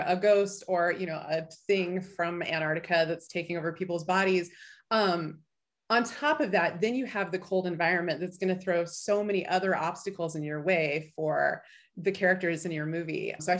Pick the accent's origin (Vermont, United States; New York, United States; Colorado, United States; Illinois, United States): Illinois, United States; now in Anchorage, United States; I came up from the Midwest, but Illinois wasn't cold enough for me, so I moved to Alaska.